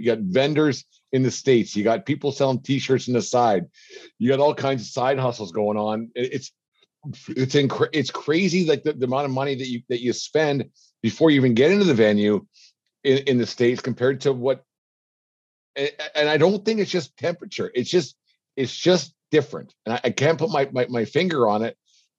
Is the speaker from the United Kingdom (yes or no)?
no; Canada; I wouldn't trade being Canadian for anything.